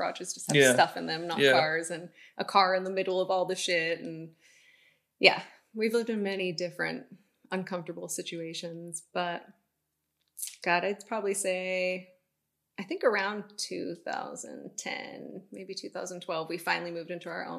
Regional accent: Bodega Bay, California, United States; I'm from Bodega Bay, one coastal town

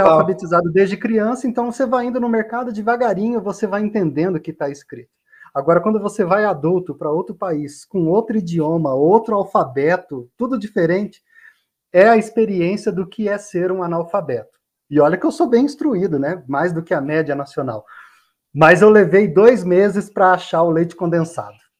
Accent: Rondônia, Brazil; moved away; lá em Rondônia, de onde eu venho

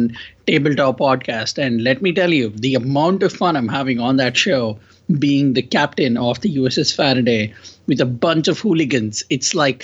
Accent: India; accent: Indian; moved away; my accent is Indian because I am Indian and I'm from India.

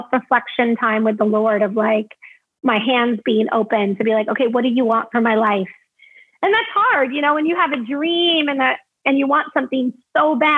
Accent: Massachusetts, United States; moved away; also born or lived in Los Angeles / Chippewa Falls, Wisconsin; I grew up in Massachusetts.

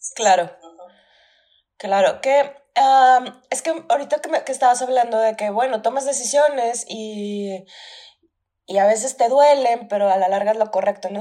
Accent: Durango, Mexico; moved away; oficialmente ya no vivimos en Durango

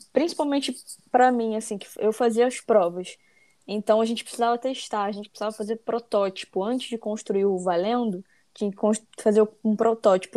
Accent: Rio de Janeiro, Brazil; eu sou do Rio, carioca aí do, do trio

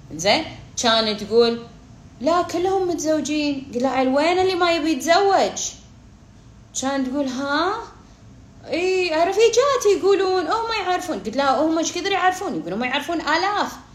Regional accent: Kuwait; انا بالكويت انا كويتيه

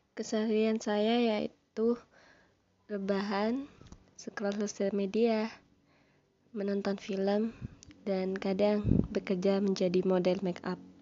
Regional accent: Sumenep, East Java, Indonesia; Saya lahir di Sumeneb pada tanggal dua puluh enam Februari dua ribu dua.

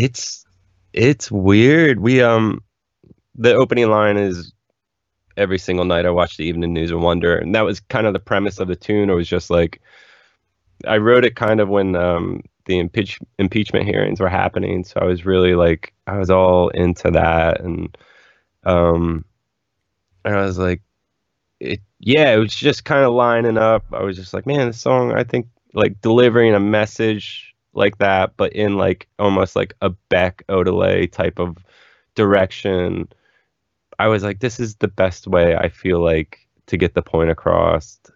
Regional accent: Philadelphia, Pennsylvania, United States; now in Los Angeles, United States; growing up in Philly

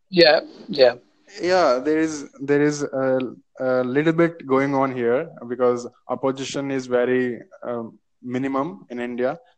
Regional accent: United Kingdom; now in Holsworthy, United Kingdom; I am from United Kingdom.

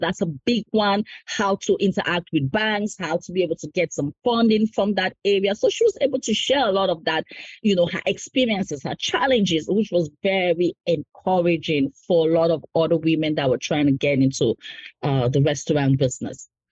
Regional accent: Cameroon; moved away as an adult; also born or lived in United States; now in Harrisburg, United States; I'm originally from Cameroon. I immigrated in the US about 14 years ago.

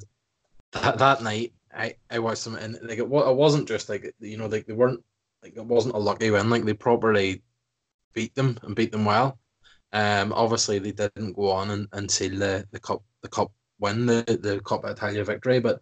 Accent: Ireland; we're both Irish

